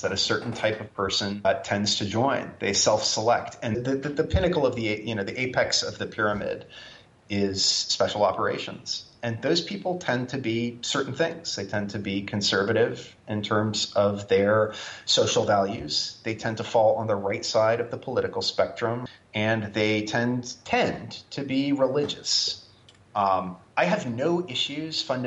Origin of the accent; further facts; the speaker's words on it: Branford, Connecticut, United States; moved away; my hometown of Brantford, Connecticut. And I know, you know, I grew up with a handful of guys who are still there